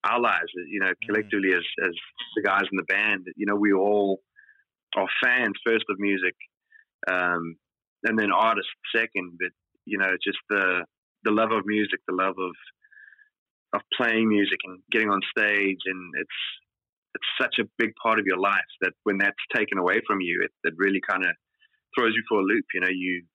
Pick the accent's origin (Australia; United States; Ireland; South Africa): South Africa; growing up in South Africa, you know, culturally